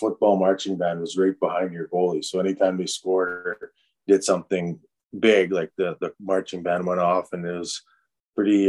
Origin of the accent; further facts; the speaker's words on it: Saskatchewan, Canada; I'm from Saskatchewan